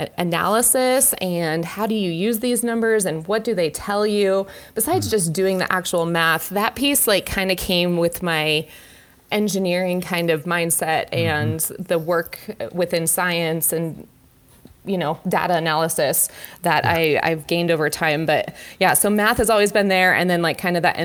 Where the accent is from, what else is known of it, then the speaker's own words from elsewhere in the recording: Colorado Springs, Colorado, United States; I grew up in Colorado Springs